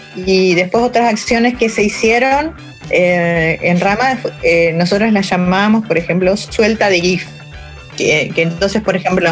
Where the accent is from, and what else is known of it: Argentina